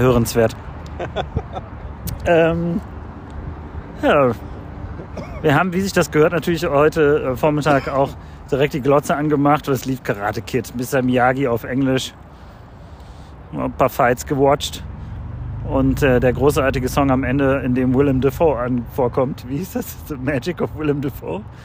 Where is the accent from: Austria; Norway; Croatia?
Croatia; now in Cologne, Germany; mein Heimatland Kroatien